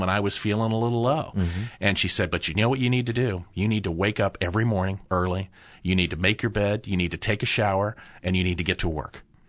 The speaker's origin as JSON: {"language": "English", "town": "Upper Arlington", "region": "Ohio", "country": "United States", "tie": "born or raised there", "said": "I grew up in Upper Arlington"}